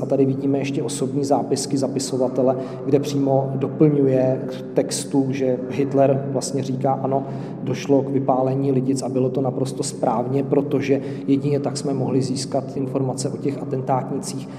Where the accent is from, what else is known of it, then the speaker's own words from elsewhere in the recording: Czechia; jako Češi